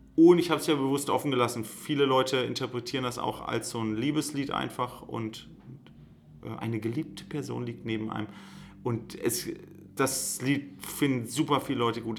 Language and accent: German; Göttingen, Lower Saxony, Germany; wir sind in Göttingen aufgewachsen